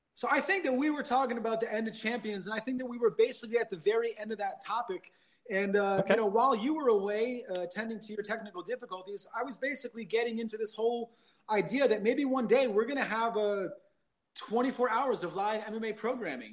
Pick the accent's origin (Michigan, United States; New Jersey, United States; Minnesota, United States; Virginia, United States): New Jersey, United States; also born or lived in New York / China; now in Los Angeles, United States; I grew up in New Jersey